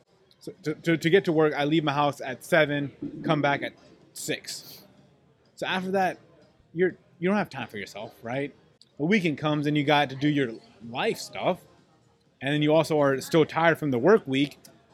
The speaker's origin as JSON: {"language": "English", "country": "Pakistan", "said": "But also, I think us being as like Pakistani, like Muslim people, that also changes like their ability to help"}